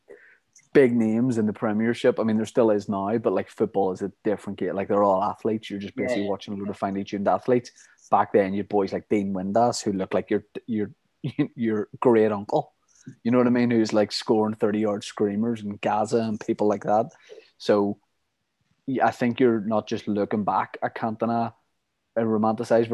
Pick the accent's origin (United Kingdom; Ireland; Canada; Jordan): Ireland; we're from Ireland, we're United fans